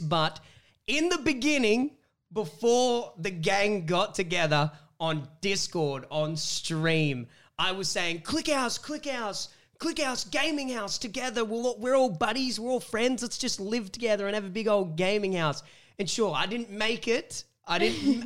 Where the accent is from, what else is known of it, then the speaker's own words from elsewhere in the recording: Wollongong, New South Wales, Australia; I'm from Wollongong, um, and coming up from Wollongong all the way to coming Sydney